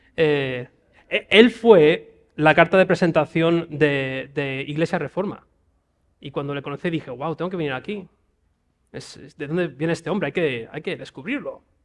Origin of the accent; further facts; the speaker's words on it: Spain; voy allí como español